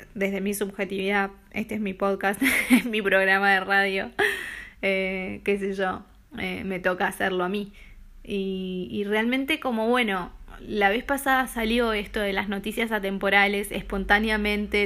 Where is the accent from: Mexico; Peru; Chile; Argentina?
Argentina; moved away as an adult; now in Denmark; soy argentina